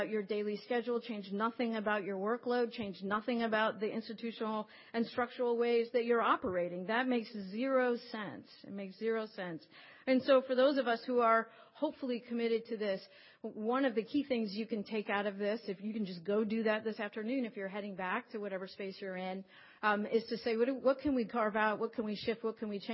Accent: Las Vegas, Nevada, United States; moved away; I grew up in Las Vegas, and so my family's still there

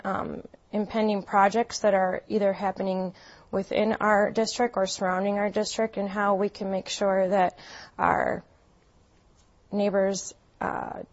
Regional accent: Green Bay, Wisconsin, United States; moved away as an adult; now in Madison, United States; I grew up in Green Bay, Wisconsin, with my mother and father and my brother.

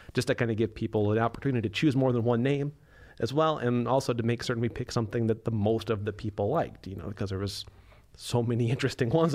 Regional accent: Wisconsin, United States; we're from Wisconsin

